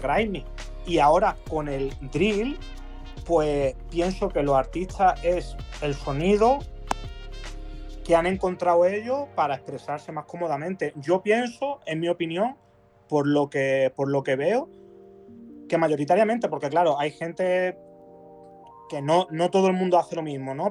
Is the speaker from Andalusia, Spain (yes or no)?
yes; Málaga, Andalusia, Spain; de donde soy yo, de Málaga